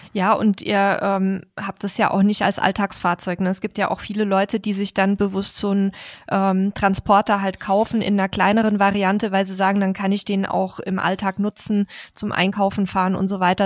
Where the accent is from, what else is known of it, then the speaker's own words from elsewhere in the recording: Bavaria, Germany; wir sagen in Bayern Meterstab dazu